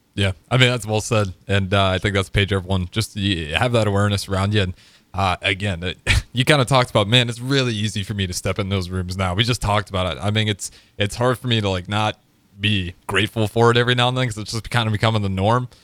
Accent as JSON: {"language": "English", "region": "Nebraska", "country": "United States", "said": "I'm from Nebraska"}